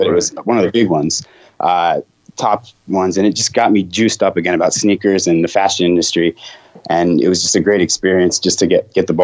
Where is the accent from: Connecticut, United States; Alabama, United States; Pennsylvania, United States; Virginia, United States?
Virginia, United States; Blacksburg; also born or lived in New York; I grew up in Blacksburg after New York